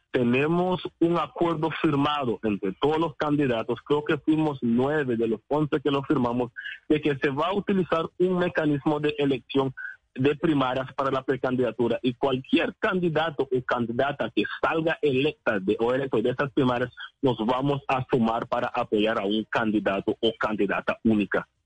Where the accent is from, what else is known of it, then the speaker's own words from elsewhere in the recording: Nicaragua; nos compete la decisión como nicaragüenses